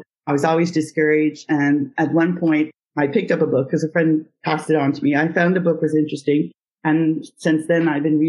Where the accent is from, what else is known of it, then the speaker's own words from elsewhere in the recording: Ottawa, Ontario, Canada; now in Gatineau, Canada; I was born in Ottawa, Ontario, and I lived there all my life till I met my husband, and then I moved over to the Quebec side. So now I'm in Aylmer, Quebec.